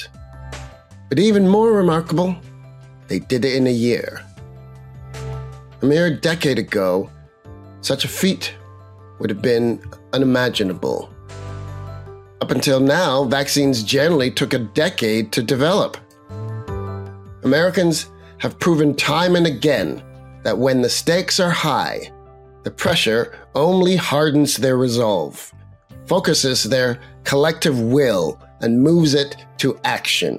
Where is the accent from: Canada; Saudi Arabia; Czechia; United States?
Canada; I'm a Canadian, and I live in Toronto